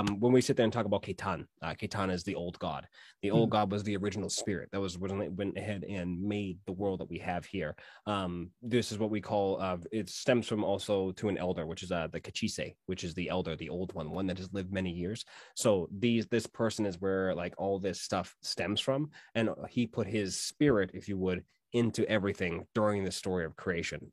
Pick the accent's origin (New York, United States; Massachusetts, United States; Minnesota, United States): Massachusetts, United States; where I my hometown is and went up north from Boston, that is pretty much where my entirety of my tribe existed